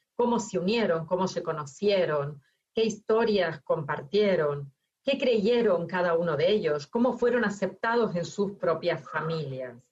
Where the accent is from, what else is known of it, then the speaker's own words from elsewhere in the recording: Argentina; moved away; yo que nací en Argentina, me encontré en Argentina con mi marido que es de Cataluña